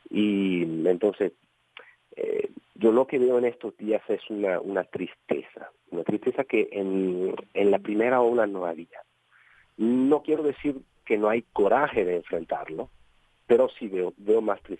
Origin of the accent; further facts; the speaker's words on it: Italy; Spanish is a second language; Mira, yo creo que como, como italianos hemos dado una buena, buena prueba